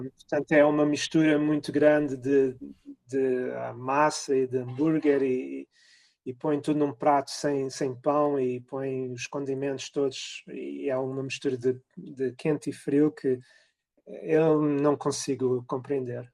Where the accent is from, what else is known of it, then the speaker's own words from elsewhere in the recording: Cascais, Lisbon, Portugal; moved away as an adult; also born or lived in Carcavelos; now in Rochester, United States; Crescendo em Carcavelos e em Cascais